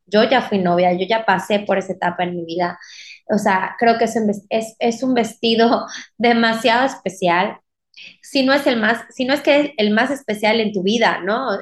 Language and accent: Spanish; Mérida, Yucatán, Mexico; soy de Mérida, Yucatán